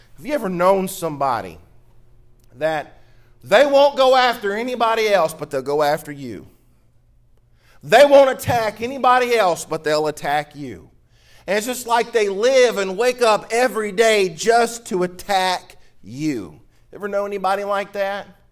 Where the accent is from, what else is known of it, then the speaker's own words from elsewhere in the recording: Mississippi, United States; now in Louisiana, United States; I'm from Mississippi. I'm a Mississippi boy. Down here in Louisiana, y'all do things a little different